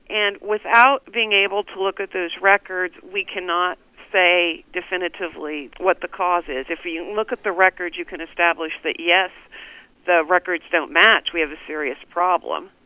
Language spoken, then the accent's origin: English; Wichita, Kansas, United States; born or raised there